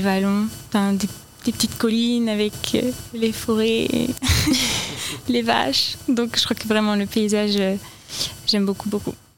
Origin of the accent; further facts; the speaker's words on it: Finistère, Brittany, France; now in Orne, France; je suis du Finistère